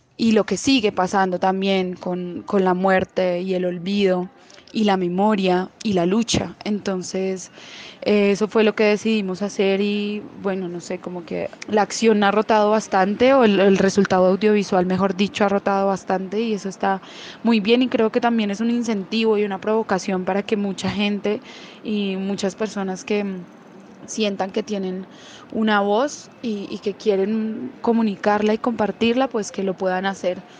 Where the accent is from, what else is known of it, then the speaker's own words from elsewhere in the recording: Manizales, Caldas, Colombia; soy de Manizales